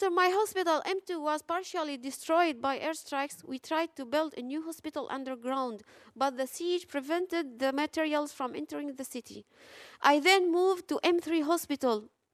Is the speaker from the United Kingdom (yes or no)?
no; Aleppo, Aleppo Governorate, Syria; English is a second language; I'm an OPGYN from Aleppo. I'm here today not only as a doctor, but as a wife, a mother, and a Syrian.